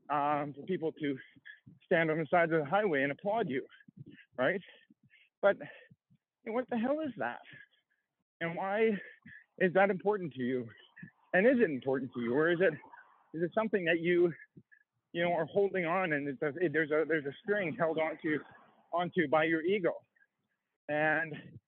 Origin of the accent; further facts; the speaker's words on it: High River, Alberta, Canada; I grew up in Canada. I grew up in a small town called High River in Alberta.